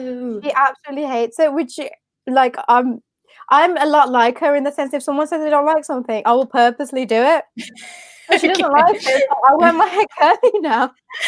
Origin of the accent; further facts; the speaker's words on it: India; I love the culture so much. Put aside the sexism, the misogyny, the boys versus girls, put that all to the side. I love our culture. I love the food. I love the language. I love the weddings.